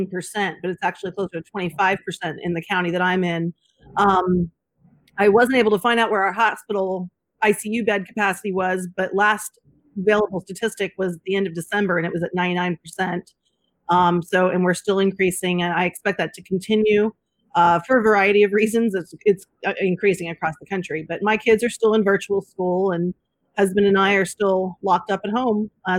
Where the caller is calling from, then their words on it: Dallas, Texas, United States; I am in the Dallas-Fort Worth area in the heart of Texas, deep in the heart of Texas